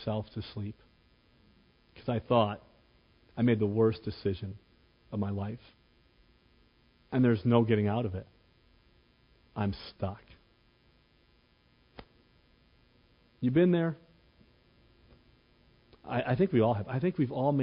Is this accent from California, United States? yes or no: no; Cleveland, Ohio, United States; When I was 17 years old, growing up in Cleveland, came from somewhat of a poor family